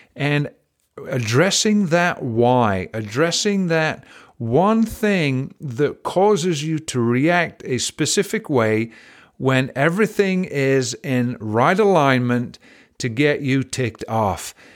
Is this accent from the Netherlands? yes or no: no; England, United Kingdom; now in United States; I was raised in England